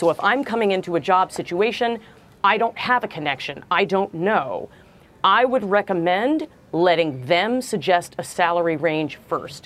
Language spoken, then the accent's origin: English; New York City, New York, United States; I was born in Brooklyn.